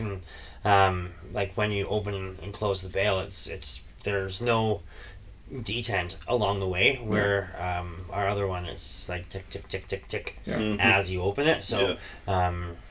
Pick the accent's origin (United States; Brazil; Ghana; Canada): Canada; We are Canadian